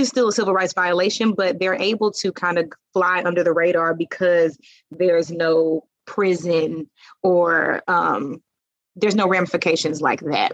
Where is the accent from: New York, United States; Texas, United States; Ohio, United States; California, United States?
Texas, United States; Dallas; I am born and raised in Dallas, Texas.